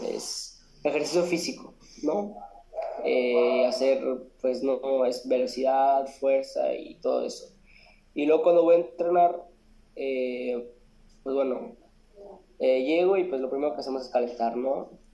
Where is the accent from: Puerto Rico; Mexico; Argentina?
Mexico; Monterrey, Nuevo León; Soy de Monterrey, eh, Monterrey Nuevo León.